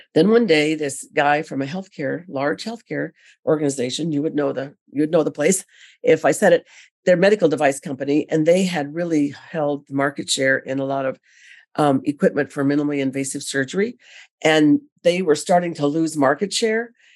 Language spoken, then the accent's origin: English; California, United States; I'm originally from California